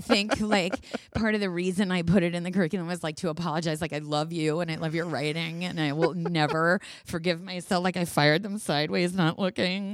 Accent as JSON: {"language": "English", "region": "New York", "country": "United States", "said": "being a New Yorker and being our personality type"}